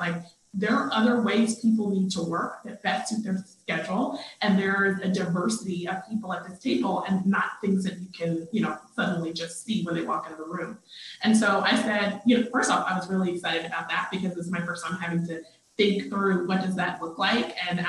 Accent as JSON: {"language": "English", "region": "North Carolina", "country": "United States", "accent": "Southern", "said": "So I'm from North Carolina, and I grew up with a very thick Southern accent."}